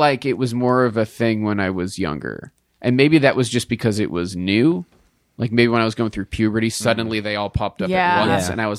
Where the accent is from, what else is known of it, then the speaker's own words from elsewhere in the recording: East Coast, United States; now in California, United States; having grown up on the East Coast